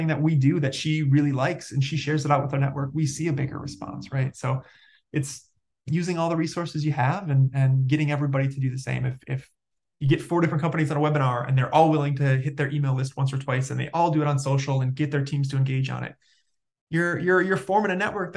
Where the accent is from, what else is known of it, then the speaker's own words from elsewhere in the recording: Detroit, Michigan, United States; I'm from the Detroit area